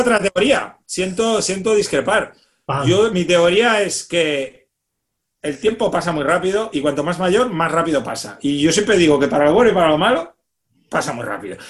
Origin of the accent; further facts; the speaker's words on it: Reus, Catalonia, Spain; moved away; mi ciudad, yo soy de Reus